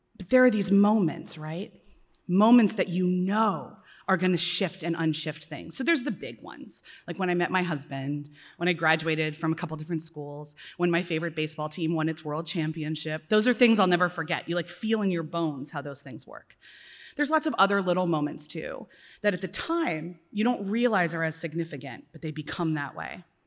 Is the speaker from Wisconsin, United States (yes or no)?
no; Philadelphia, Pennsylvania, United States; as a Philadelphian